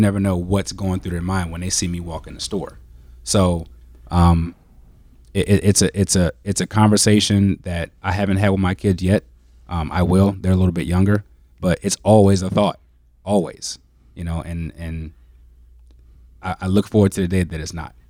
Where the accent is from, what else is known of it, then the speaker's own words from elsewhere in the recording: DC/Baltimore area, Maryland, United States; moved away as an adult; also born or lived in Indiana; now in Green Bay, United States; I'm originally from Maryland, um, the D C, Baltimore area.